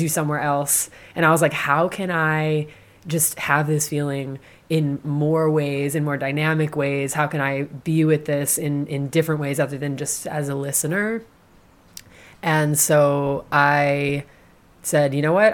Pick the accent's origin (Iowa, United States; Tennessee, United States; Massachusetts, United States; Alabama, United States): Massachusetts, United States; moved away as an adult; also born or lived in New Orleans, Louisiana / Oakland, California; now in Philadelphia, United States; growing up in Massachusetts. You know, in in the town that I grew up in, it was very white